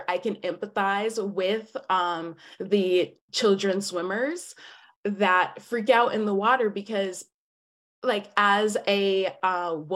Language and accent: English; Atlanta, Georgia, United States; moved away; I'm from Atlanta, Georgia